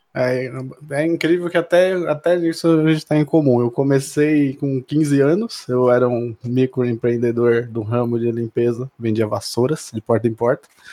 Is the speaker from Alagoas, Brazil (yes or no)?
no; Mauá, São Paulo, Brazil; moved away; eu sou de Mauá, né? Sou na, da região do ABC, além do ABC